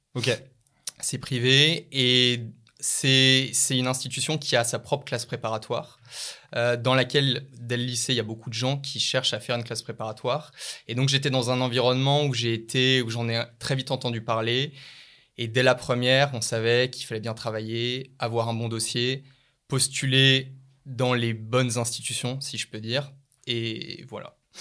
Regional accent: Lyon, Auvergne-Rhône-Alpes, France; je suis né et j'ai grandi à Lyon

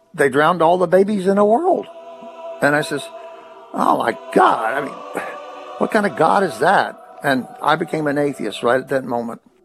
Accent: Corbin, Kentucky, United States; I was born in Corbin, Kentucky on August the 8th, 1939.

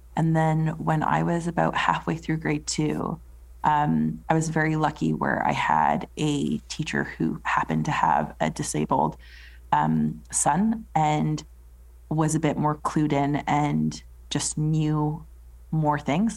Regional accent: Edmonton, Alberta, Canada; moved away as an adult; now in England; I was born in Edmonton, Alberta, in Canada. Um, so, like a small city

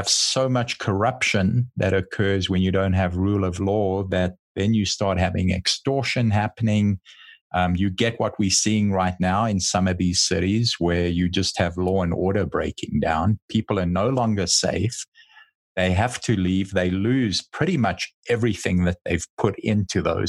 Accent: United States; as an American

